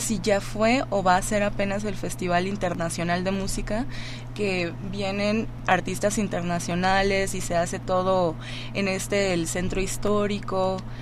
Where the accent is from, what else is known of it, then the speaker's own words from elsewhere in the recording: Mazatlán, Sinaloa, Mexico; now in Mexico City, Mexico; yo soy de Mazatlán